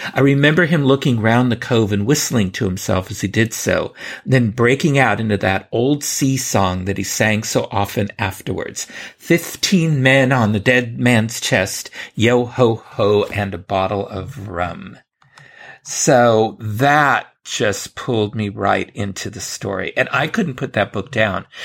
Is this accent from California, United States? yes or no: yes; San Francisco, California, United States; when I was a boy growing up in San Francisco, California